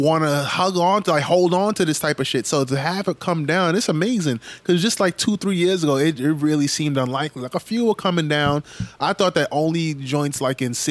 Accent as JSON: {"language": "English", "region": "New York", "country": "United States", "tie": "born or raised there", "said": "growing up in New York"}